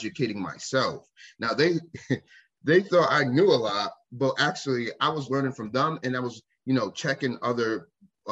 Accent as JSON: {"language": "English", "town": "Waterbury", "region": "Connecticut", "country": "United States", "moved": "yes", "lives_now": "Maine, United States", "said": "I'm from Connecticut, a city, Waterbury, Connecticut, where we are loud"}